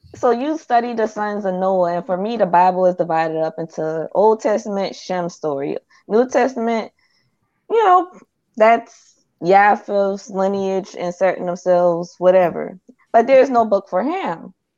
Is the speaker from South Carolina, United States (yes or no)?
yes; Charleston, South Carolina, United States; I'm from Charleston